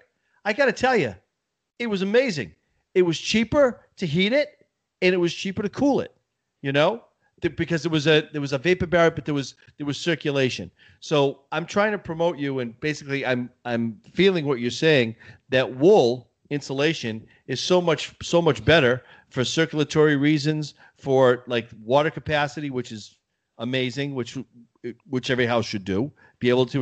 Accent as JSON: {"language": "English", "region": "Massachusetts", "country": "United States", "tie": "born or raised there", "said": "when I was growing up in Massachusetts, we had a Victorian home"}